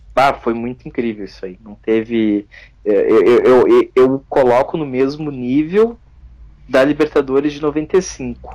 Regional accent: São Leopoldo, Rio Grande do Sul, Brazil; sou de São Leopoldo, aqui no Rio Grande do Sul

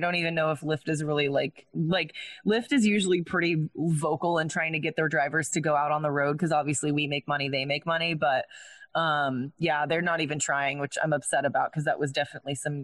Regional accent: Round Rock, Texas, United States; I'm from Round Rock, they're like, oh my gosh, that's where the outlet mall is

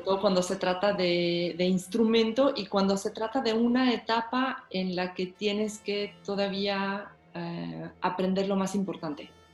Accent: Mexico; also born or lived in Moscow, Russia; now in Colima, Mexico; yo nací en Moscú, Rusia, pero apenas cumplí los cinco años de edad cuando mi familia decidió mudarse a México

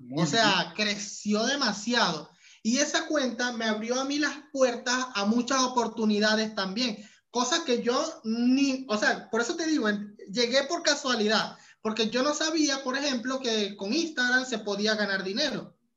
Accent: Venezuela; moved away as an adult; also born or lived in Panama; hasta que emigré de Venezuela. Cuando llegué a, a Panamá

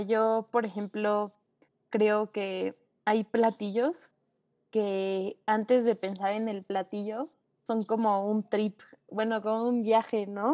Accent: Mexico; quiénes somos como mexicanos

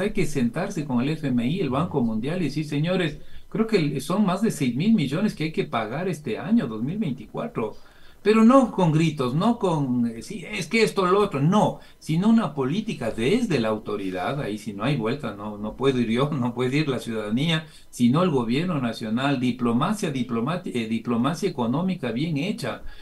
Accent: Ecuador; somos las familias ecuatorianas

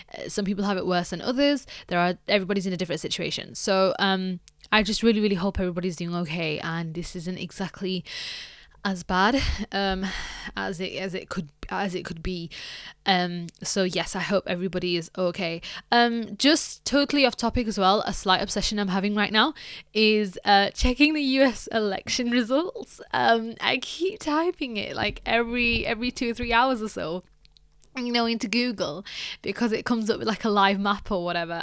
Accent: United Kingdom; a British person

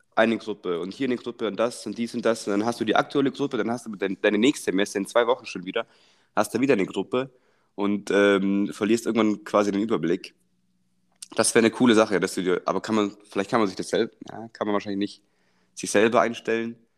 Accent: Germany; als Deutscher

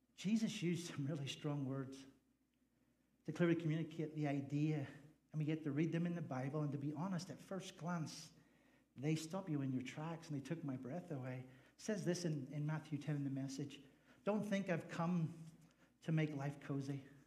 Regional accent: Northern Ireland, United Kingdom; also born or lived in Nevada / Fresno, California; now in United States; I just happen to be from the north. So I'm from the north of Ireland.

